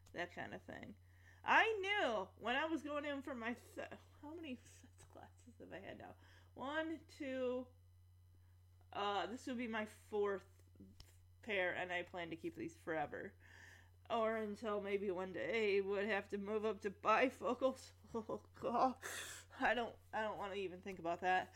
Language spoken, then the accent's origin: English; Lowell, Michigan, United States; When I grew up in Lowell, I went to that every summer